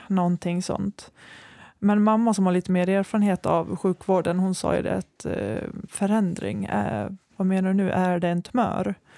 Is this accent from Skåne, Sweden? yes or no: no; Borlänge, Dalarna County, Sweden; moved away as an adult; also born or lived in Västerås; Jag är från Borlänge, men efter gymnasiet så flyttade jag till Västerås för mm. att studera